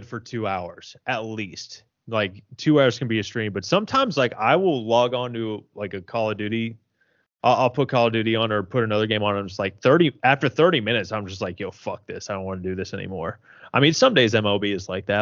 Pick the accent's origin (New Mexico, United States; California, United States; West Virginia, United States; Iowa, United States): West Virginia, United States; I grew up in West Virginia